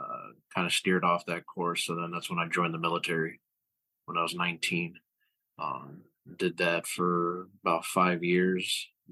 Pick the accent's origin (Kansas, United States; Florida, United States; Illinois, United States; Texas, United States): Illinois, United States; Chicago; I'm from Chicago, Illinois. I grew up here all my life.